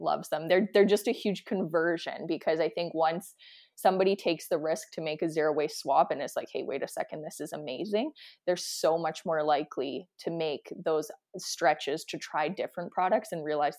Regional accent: Saskatchewan, Canada; now in Calgary, Canada; I'm from Saskatchewan and my grandparents are Saskatchewan, like they were Saskatchewan homesteaders

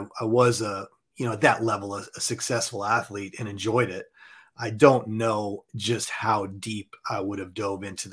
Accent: Southern California, United States; also born or lived in Montana; now in Dallas, United States; I was born and raised in Southern California.

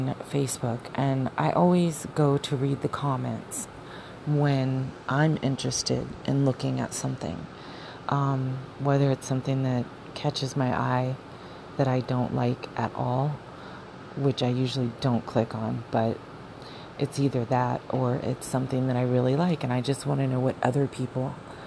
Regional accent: Arizona, United States; moved away; I grew up in Arizona

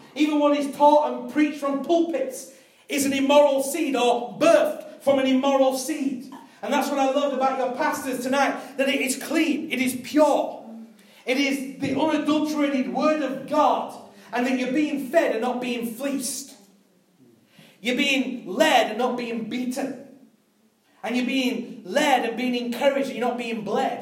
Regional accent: United Kingdom

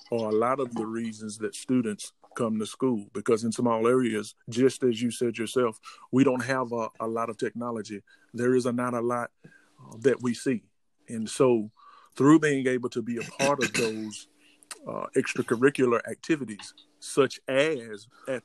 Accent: Summerlin, Mississippi, United States; growing up in Summerlin, Mississippi, and then going to our local school, Taylorsville

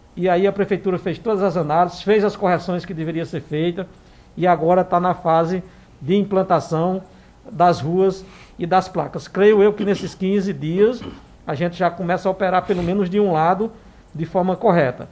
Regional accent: Santa Cruz do Capibaribe, Pernambuco, Brazil; nós que somos, somos aqui de Santa Cruz e que estamos daquele lado da, da, da cidade

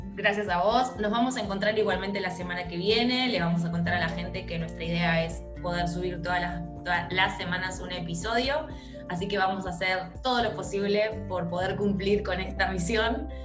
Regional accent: Argentina; Nosotras somos de Argentina

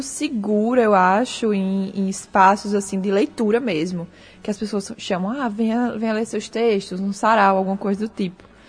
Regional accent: Natal, Rio Grande do Norte, Brazil

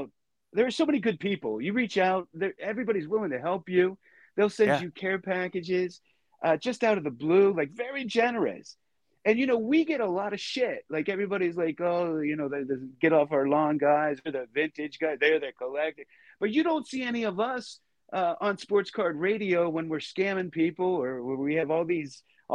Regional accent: outside of Pittsburgh, Pennsylvania, United States; where I grew up outside of Pittsburgh

